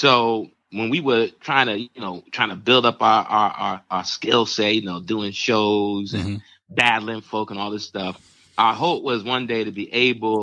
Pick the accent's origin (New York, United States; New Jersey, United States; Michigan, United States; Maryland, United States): New York, United States; Roosevelt; also born or lived in Barbados; growing up in Roosevelt